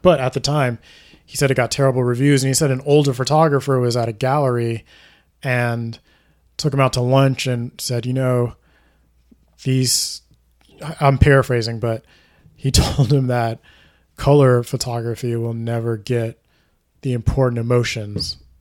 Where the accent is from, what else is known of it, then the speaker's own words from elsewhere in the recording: Houston, Texas, United States; I'm from Houston, so we would go from Houston to Alabama to visit my grandmother